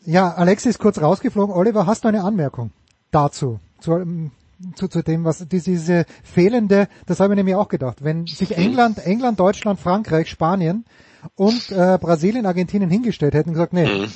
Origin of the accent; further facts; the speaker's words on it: Austria; als Österreicher